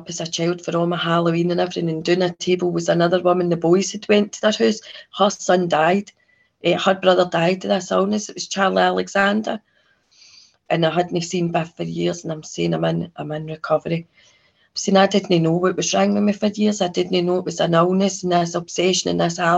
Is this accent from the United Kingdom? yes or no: yes; Kilwinning, Scotland, United Kingdom; I grew up in Kilwinning, which is a right orange town